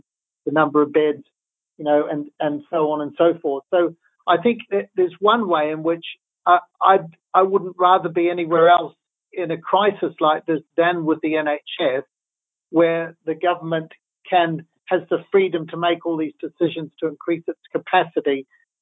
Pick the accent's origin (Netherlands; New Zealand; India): New Zealand; now in United Kingdom; as a New Zealander